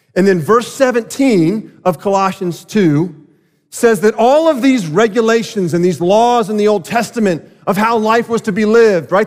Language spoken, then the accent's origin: English; South Florida, United States; I grew up in South Florida